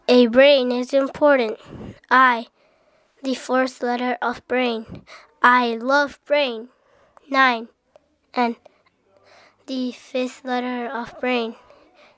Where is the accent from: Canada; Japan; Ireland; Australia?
Japan; I'm from Japan